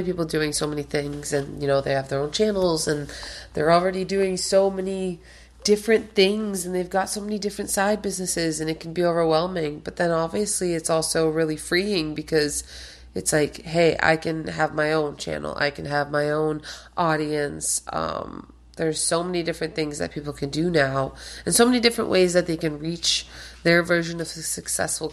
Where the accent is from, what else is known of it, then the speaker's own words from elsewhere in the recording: Boston, Massachusetts, United States; also born or lived in Albania; born in Albania, and I have been in Boston ever since I was 7.